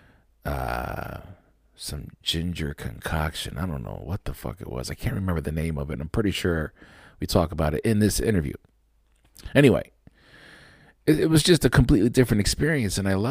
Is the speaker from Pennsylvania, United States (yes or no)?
yes; Lancaster, Pennsylvania, United States; I love Lancaster City. That's my hometown